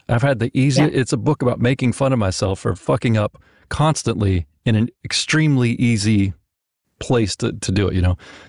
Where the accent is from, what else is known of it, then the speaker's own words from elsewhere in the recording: Mississippi, United States; also born or lived in Memphis, Tennessee; I'm a white guy, a white guy from the South. I'm from Mississippi.